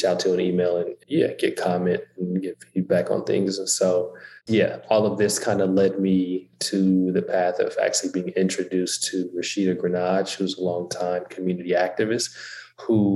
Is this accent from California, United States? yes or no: yes; Oakland, California, United States; born and raised in Oakland